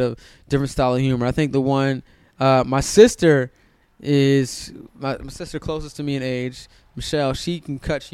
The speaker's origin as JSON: {"language": "English", "town": "Silver Spring", "region": "Maryland", "country": "United States", "tie": "born or raised there", "also_born_or_lived": "Hyattsville, Maryland", "moved": "as an adult", "lives_now": "Los Angeles, United States", "said": "I grew up in Silver Spring, Maryland"}